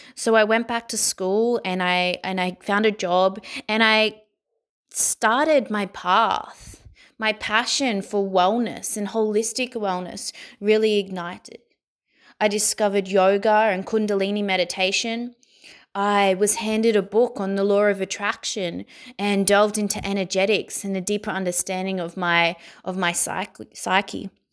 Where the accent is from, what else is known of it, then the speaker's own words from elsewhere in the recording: Sydney, New South Wales, Australia; I was born in Sydney, Australia, and I was born into a life of poverty